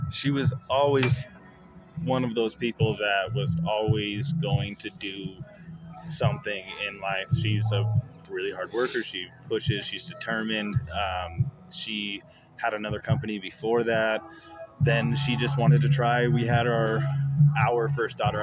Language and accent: English; Apache Junction, Arizona, United States; also born or lived in Queen Creek, Arizona / Mesa, Arizona; Born and raised, I lived in Apache Junction until about high school, and then moved to Queen Creek